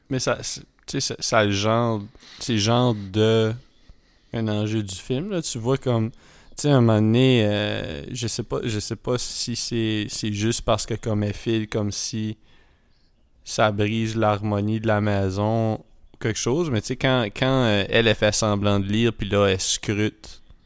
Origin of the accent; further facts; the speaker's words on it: Edmundston, New Brunswick, Canada; on vient d'Edmundston